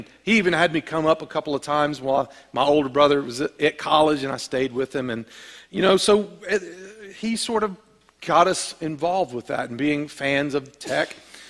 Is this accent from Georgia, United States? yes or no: yes; Georgia, United States; also born or lived in Maryland; I was not born in Georgia. I was born in Maryland. Both my father and my mother are from Georgia